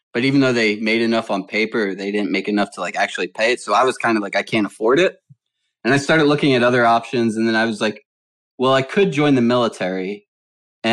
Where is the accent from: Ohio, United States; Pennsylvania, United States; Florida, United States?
Pennsylvania, United States; Philadelphia; moved away as an adult; also born or lived in Delaware / Lancaster, Pennsylvania; now in Los Angeles, United States; I also grew up in Philadelphia